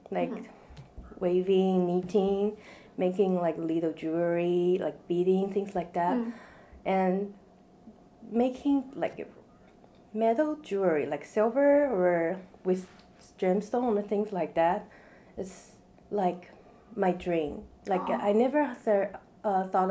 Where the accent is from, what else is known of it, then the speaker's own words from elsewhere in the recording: Taiwan; moved away as an adult; now in United States; I was born in Taiwan, which is an island in East Asia. And I moved here after high school